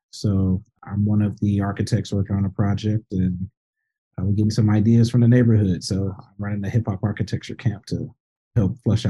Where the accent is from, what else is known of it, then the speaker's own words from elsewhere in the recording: Highland Park, Michigan, United States; also born or lived in Detroit, Michigan; being born and raised in Highland Park, but then I also graduated from Detroit Public Schools. So I had this interesting foot in Highland Park, the place that birthed me, and then in Detroit, the place that raised me.